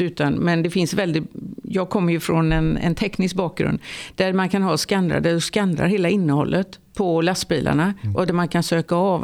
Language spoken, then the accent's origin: Swedish; Lerum, Västra Götaland, Sweden; jag kommer från Lerum utanför Göteborg